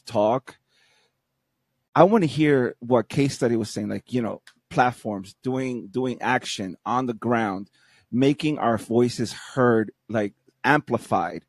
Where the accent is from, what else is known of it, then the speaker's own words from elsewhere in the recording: New York City, New York, United States; moved away as an adult; now in Florida, United States; I'm from New York also, from Brooklyn